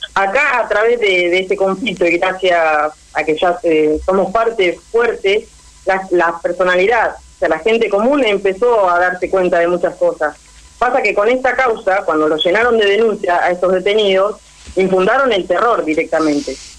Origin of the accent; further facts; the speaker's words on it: Tres Arroyos, Buenos Aires Province, Argentina; Tres Arroyos somos Argentina, no estamos a 500 kilómetros de Buenos Aires